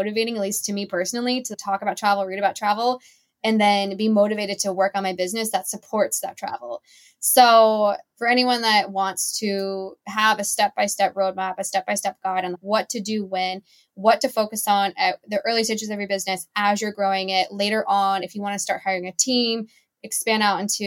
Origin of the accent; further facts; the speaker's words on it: Seattle, Washington, United States; also born or lived in Charlotte, North Carolina; now in Southern California, United States; So I was actually born in Charlotte, North Carolina, and then I grew up in Seattle. So we moved when I was pretty young. I grew up in the Seattle suburbs